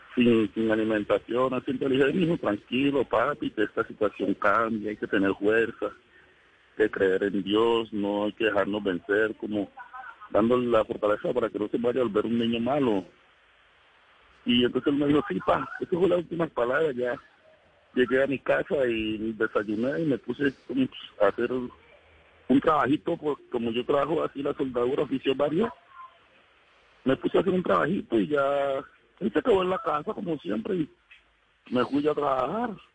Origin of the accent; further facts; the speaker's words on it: El Doncello, Caquetá, Colombia; moved away as an adult; now in Cali, Colombia; Yo vivía en el Caquetá. Yo nací en el Doncello Caquetá.